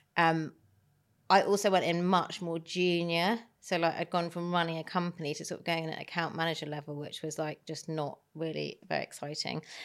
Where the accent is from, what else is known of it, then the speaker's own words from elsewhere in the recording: Herefordshire, West Midlands, United Kingdom; growing up in Herefordshire, which is the middle of nowhere, there wasn't that much